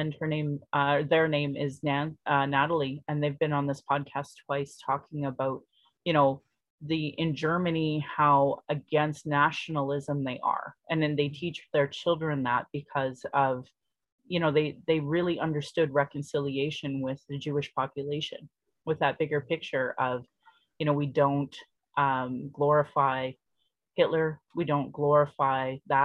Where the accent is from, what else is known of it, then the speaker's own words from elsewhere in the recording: Sylvan Lake, Alberta, Canada; now in Calgary, Canada; growing up in Sylvan Lake